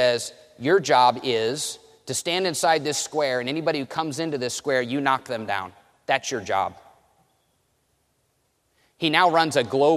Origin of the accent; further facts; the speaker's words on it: Indiana, United States; I grew up in Indiana